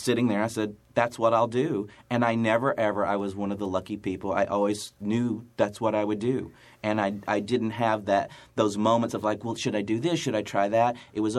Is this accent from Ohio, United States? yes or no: no; Chattanooga, Tennessee, United States; moved away; I'm from Chattanooga, Tennessee. I was born and raised in Chattanooga, Tennessee